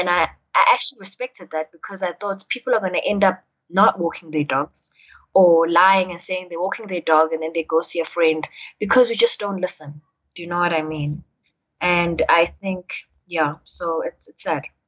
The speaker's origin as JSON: {"language": "English", "town": "Durban", "region": "KwaZulu-Natal", "country": "South Africa", "tie": "born or raised there", "moved": "as an adult", "lives_now": "Johannesburg, South Africa", "said": "growing up in Durban. Like when I moved from Durban to come here"}